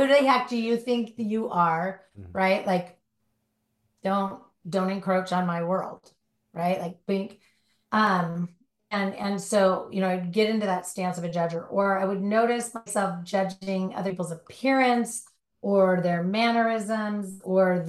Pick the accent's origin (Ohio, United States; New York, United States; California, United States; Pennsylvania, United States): California, United States; Southern; Born and raised in Southern California